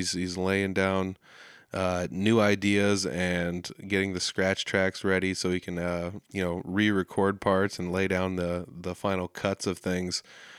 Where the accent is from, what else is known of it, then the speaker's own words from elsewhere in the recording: Humboldt, Saskatchewan, Canada; The Rockin' Picnic happens every year, Labor Day weekend in Humboldt. It's my hometown, it's where I'm from.